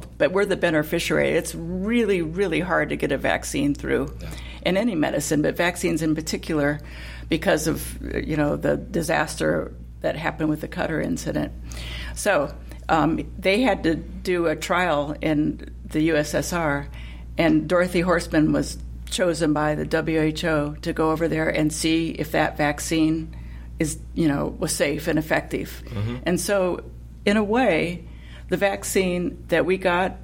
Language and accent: English; Fort Wayne, Indiana, United States; I'm from Fort Wayne, and there's a big Lincoln Museum there